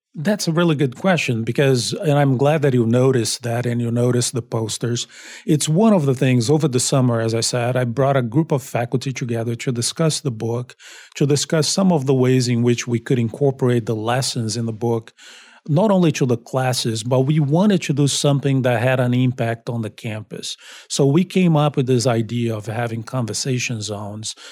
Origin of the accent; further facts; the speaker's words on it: Brazil; also born or lived in Long Beach, United States / Miami, United States; now in Boston, United States; I'm originally from Brazil.